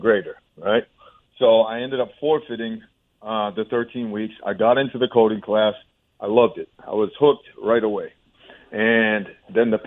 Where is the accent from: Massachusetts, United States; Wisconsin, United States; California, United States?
Massachusetts, United States; Orange; also born or lived in Boston, Massachusetts; I was born in Massachusetts, born in Boston, and we ended up moving to central Mass, almost towards western Mass, Orange, Massachusetts, and it's a really small town